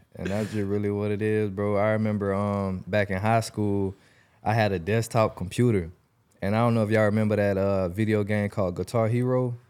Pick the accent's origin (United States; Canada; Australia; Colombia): United States; Jacksonville, Florida; I'm from Jacksonville, Florida